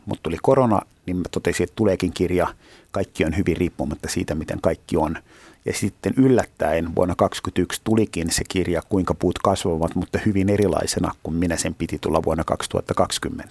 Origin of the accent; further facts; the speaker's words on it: Helsinki, Uusimaa, Finland; mä oon helsinkiläinen